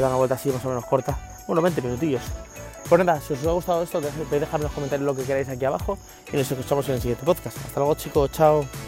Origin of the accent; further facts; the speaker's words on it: Spain; now in United States; yo nací en España